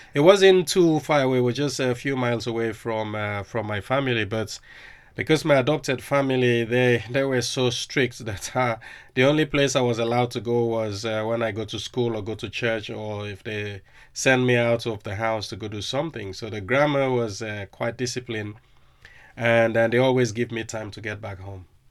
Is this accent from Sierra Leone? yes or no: yes; Freetown, Western Area, Sierra Leone; now in Liverpool, United Kingdom; growing up in Sierra Leone was really tough